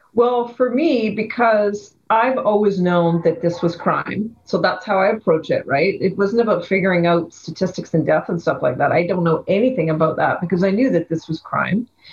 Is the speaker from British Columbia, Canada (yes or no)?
yes; Vancouver, British Columbia, Canada; I grew up in Vancouver, on the west side of Vancouver